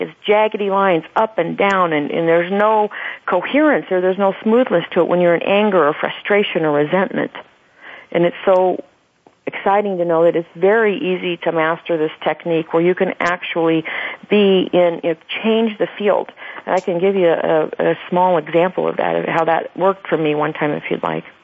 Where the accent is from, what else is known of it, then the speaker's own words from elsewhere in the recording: Phoenix, Arizona, United States; in my hometown in Phoenix